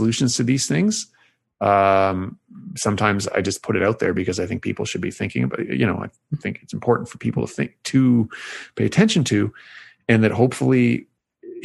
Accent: Toronto, Ontario, Canada; moved away as an adult; also born or lived in Hamilton, Canada / Princeton, United States; now in Vancouver, Canada; So I'm from Toronto, Ontario, Canada. So I am Canadian, and I went lived for 18 years there

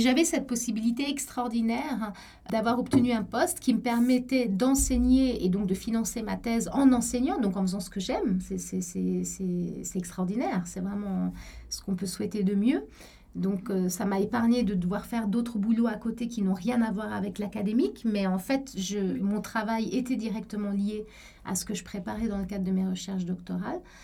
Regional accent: Cairo, Cairo Governorate, Egypt; moved away as an adult; also born or lived in Paris, France / Buenos Aires, Argentina; now in Geneva, Switzerland; je suis suisse, mais j'ai grandi au, Caire en Égypte. J'ai passé toute mon enfance et mon adolescence là-bas

